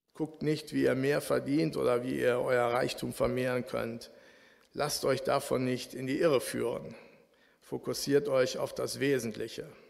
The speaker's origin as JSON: {"language": "German", "town": "Bielefeld", "region": "North Rhine-Westphalia", "country": "Germany", "tie": "born or raised there", "moved": "as an adult", "lives_now": "Frankfurt, Germany", "said": "in Jöllenbeck, wo ich aufgewachsen bin"}